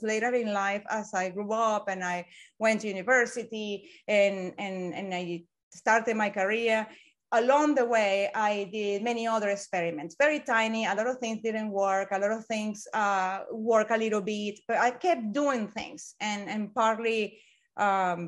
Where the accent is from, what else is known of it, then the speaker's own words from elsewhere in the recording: Venezuela; English is a second language; moved away as an adult; now in United Kingdom; I was born in Venezuela long time ago.